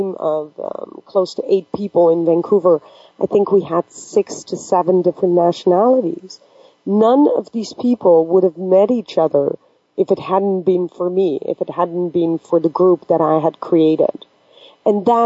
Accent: Netherlands; moved away; also born or lived in Pakistan; I am originally from Pakistan and I got adopted by a predominantly Western culture in Holland, of course, everything that I learned throughout the school years was typically what we call monoculture.

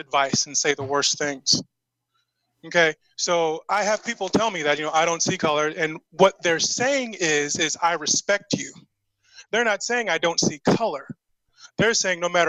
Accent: Inkster, Michigan, United States; also born or lived in Indianapolis, Indiana / Romulus, Michigan / Westland, Michigan; now in Arizona, United States; I grew up in Inkster, Michigan.

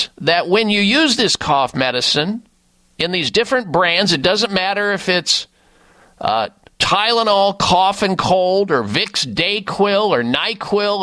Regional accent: Midwest, United States; when I grew up in the Midwest

